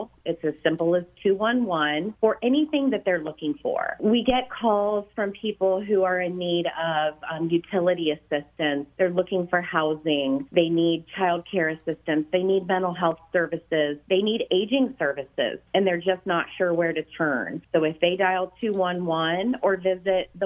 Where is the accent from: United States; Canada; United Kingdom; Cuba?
United States; Lima, Ohio; I was born and raised in Lima, Ohio